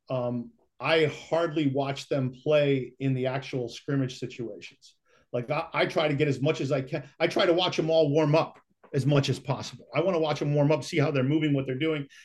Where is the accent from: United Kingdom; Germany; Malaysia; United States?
United States; Rochester, New York; moved away; I played some growing up in Rochester.